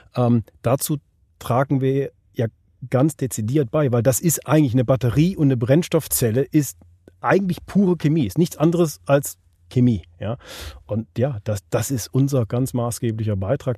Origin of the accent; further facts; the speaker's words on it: Switzerland; hier bei uns in der Schweiz